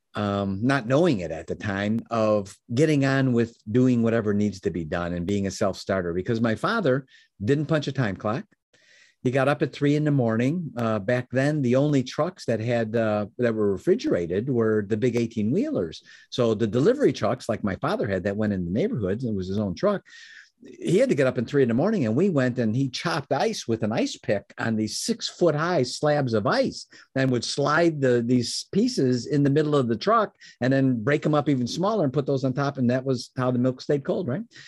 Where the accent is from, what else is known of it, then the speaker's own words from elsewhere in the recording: Chicago, Illinois, United States; now in Michigan, United States; I was born in Chicago. I live in Michigan now.